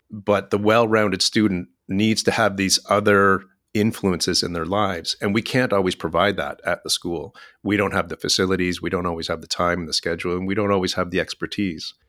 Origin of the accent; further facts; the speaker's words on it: Ontario, Canada; moved away as an adult; now in Vancouver, Canada; I grew up in Ontario